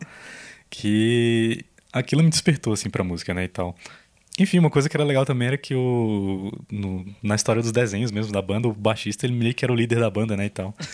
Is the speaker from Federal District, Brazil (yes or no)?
yes; Brasília, Federal District, Brazil; a gente é de Brasília